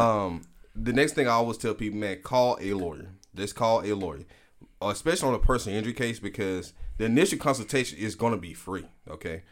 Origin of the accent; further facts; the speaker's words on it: Prichard, Alabama, United States; also born or lived in Birmingham, Alabama; I'm originally from Pritchard, Alabama